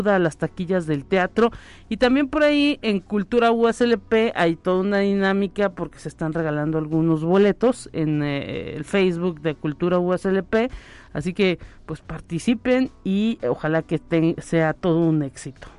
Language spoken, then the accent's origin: Spanish; San Luis Potosí, Mexico; somos los potosinos privilegiados